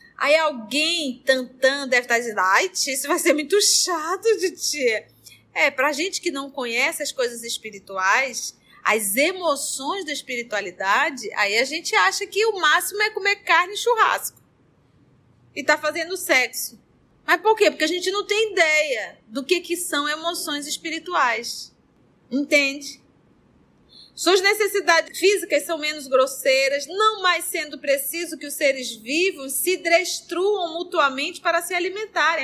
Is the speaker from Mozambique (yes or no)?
no; Barés, Amazonas, Brazil; Aqui nós, os barés